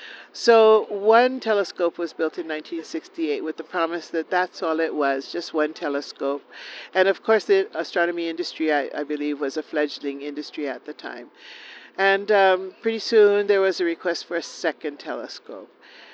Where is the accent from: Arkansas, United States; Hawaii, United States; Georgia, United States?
Hawaii, United States; Hilo; I'm from Kaiwiki, which is a district of Hilo on Hawaii Island.